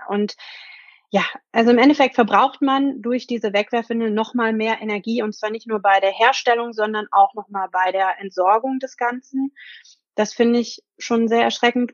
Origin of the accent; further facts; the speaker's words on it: Germany; Bei uns in Deutschland